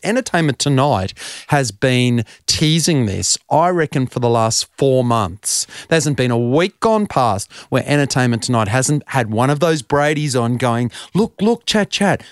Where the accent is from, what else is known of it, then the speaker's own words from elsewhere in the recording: Brisbane, Queensland, Australia; I grew up in Brisbane